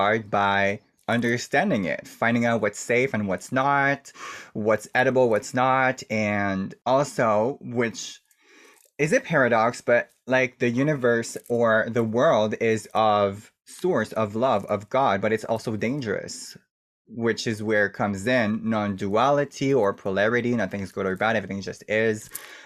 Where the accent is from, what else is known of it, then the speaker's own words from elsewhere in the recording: Canada; I'm First Nation from Canada. I'm native from the country